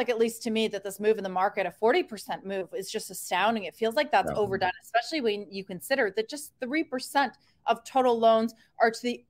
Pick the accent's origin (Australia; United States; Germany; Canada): Canada; a fellow Canadian